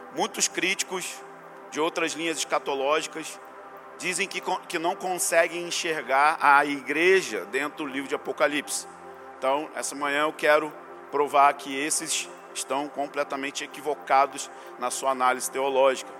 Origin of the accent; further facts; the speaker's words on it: Rio de Janeiro, Brazil; como eu sou brasileiro e carioca